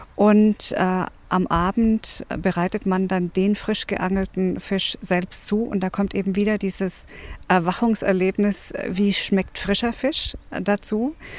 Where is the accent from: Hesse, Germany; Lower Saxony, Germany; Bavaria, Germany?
Bavaria, Germany; now in Brandenburg, Germany; Ich komme ja ursprünglich aus Bayern